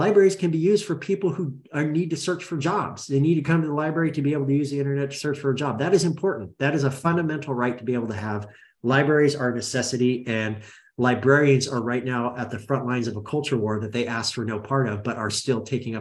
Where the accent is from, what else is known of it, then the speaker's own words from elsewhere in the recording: Roseburg, Oregon, United States; I grew up in Oregon